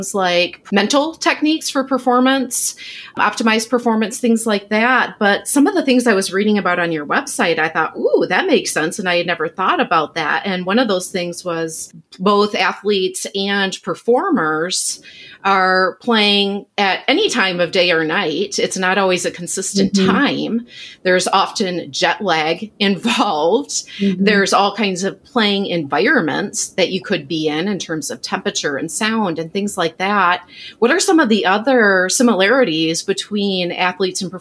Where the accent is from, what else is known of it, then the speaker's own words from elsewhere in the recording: Michigan, United States; my home state of Michigan